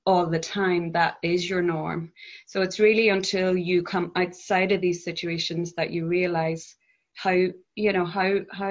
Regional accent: Northern Ireland, United Kingdom; moved away as an adult; also born or lived in Belfast; I grew up in a very Catholic, conservative background in Northern Ireland, at the backdrop of the Troubles conflict zone

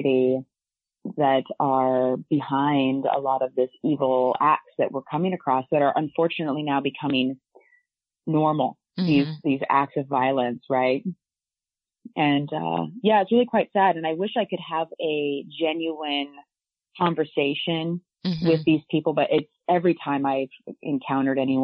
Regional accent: Iowa, United States; growing up in Iowa, and I mean, I'm talking super small town

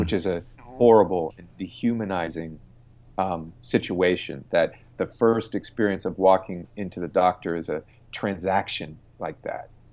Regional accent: United States; as an American

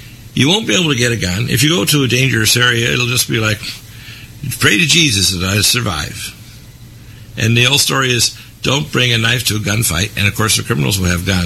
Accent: Detroit, Michigan, United States; I'm from Detroit. And when my father worked there in Detroit back in the 50s, when I was born in 1952

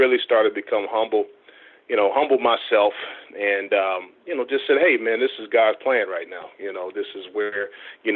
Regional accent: Chicago, Illinois, United States; I'm from Chicago, so obviously we're a Bears town

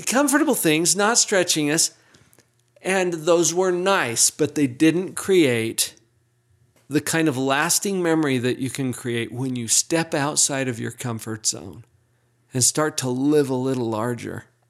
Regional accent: Utah, United States; accent: Utah English; I learned Utah English.

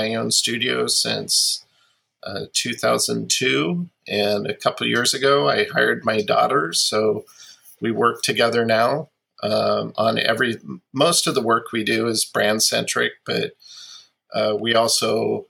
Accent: Pacific Northwest, United States; where I grew up in the Pacific Northwest

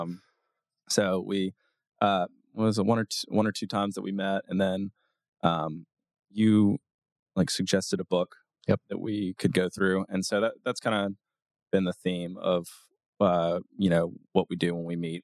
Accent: Auburn, Alabama, United States; now in Nashville, United States; I grew up in Auburn, Alabama.

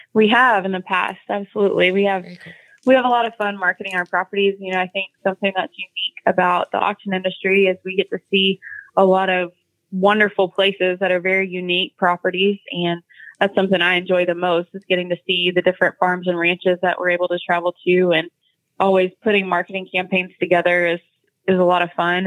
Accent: Bonham, Texas, United States; now in Oklahoma City, United States; born and raised in Bonham, Texas

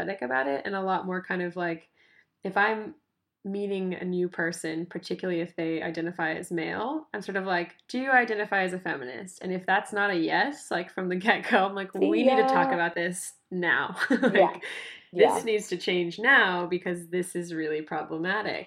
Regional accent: United States; now in Tasmania, Australia; I'm American. Like, I'm an American citizen. I live in Tasmania

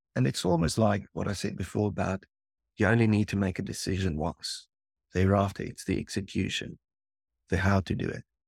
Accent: South Africa; the area where we grew up in South Africa

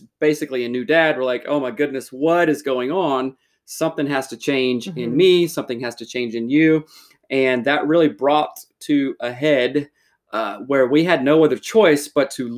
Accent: South Carolina, United States; moved away as an adult; now in Seattle, United States; I'm from South Carolina originally

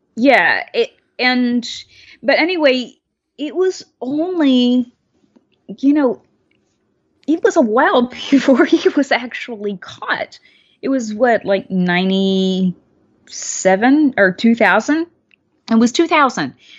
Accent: Mobile, Alabama, United States; I wasn't born there, but I grew up largely there in Alabama

